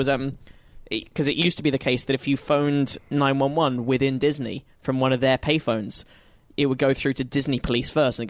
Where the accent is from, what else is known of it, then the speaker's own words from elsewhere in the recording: United Kingdom; now in United States; I've spent a fair bit of time in Spain, but that's less impressive as a Brit